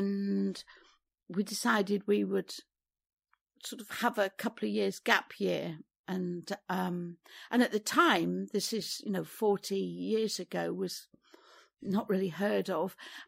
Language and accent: English; East Midlands, United Kingdom; I was born in Derbyshire, and we had a house with a very large garden.